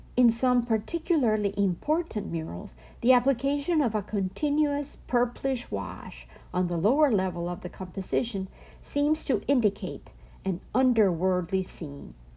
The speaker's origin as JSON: {"language": "English", "area": "home state with La Cueva de la Danta", "region": "Antioquia", "country": "Colombia", "tie": "born or raised there", "said": "hidden in my home state called La Cueva de la Danta from Colombia"}